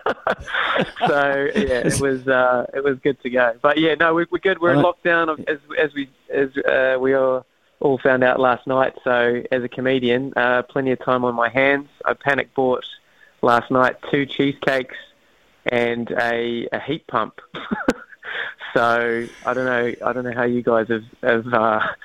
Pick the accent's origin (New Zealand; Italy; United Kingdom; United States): New Zealand; Wellington; now in Auckland, New Zealand; I'm originally from Wellington